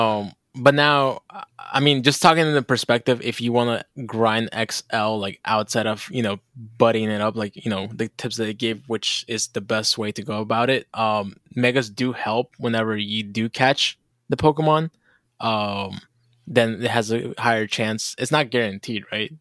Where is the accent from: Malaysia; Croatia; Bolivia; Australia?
Bolivia; we also have a dish in Bolivia